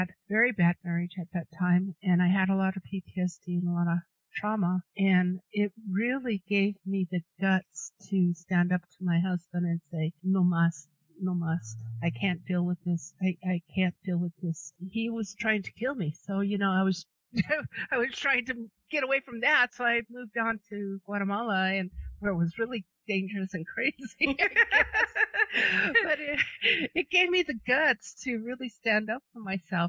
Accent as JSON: {"language": "English", "town": "Denver", "region": "Colorado", "country": "United States", "tie": "born or raised there", "said": "I'm from Denver."}